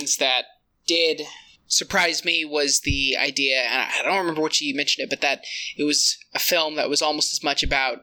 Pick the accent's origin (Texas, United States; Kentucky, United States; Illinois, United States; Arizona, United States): Kentucky, United States; I am from Kentucky near Appalachia.